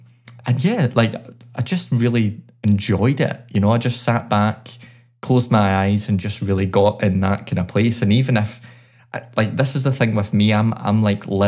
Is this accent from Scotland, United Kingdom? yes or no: yes; Glasgow, Scotland, United Kingdom; born or raised there